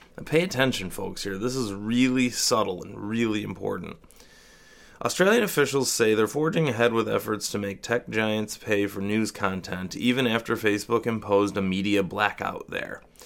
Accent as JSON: {"language": "English", "town": "Rochester", "country": "United States", "tie": "born or raised there", "said": "I'm no longer confined to my hometown"}